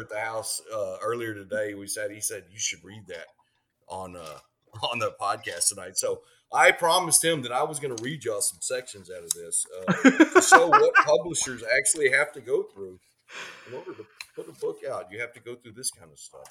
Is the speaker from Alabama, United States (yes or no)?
no; Houston, Texas, United States; growing up in Texas, we we all, you know, our, our dads all read Louis L'Amour